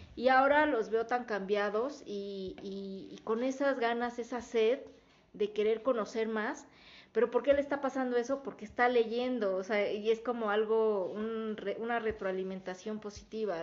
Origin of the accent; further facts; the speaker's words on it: Mexico; somos mexicanos, no somos de Israel